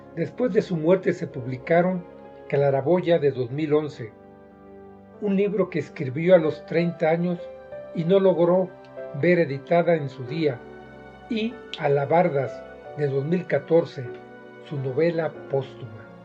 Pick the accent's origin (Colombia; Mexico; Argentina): Mexico; soy mexicano, y vivo en Toluca, Estado de México.